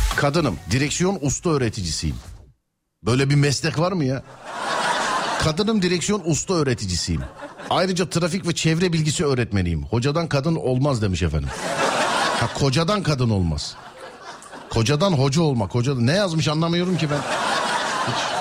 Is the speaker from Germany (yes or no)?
no; Istanbul, Turkey; Doğma büyüme İstanbul'da